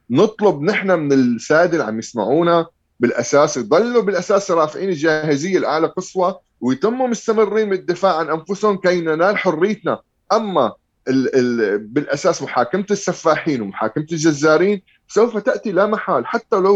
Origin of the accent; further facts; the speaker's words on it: Syria; الانتصار انه انا حاليا عم احكي بحقوق الانسان وانا سوري خلصت من عبوديه بشار الاسد وحافظ الاسد وحزب البعث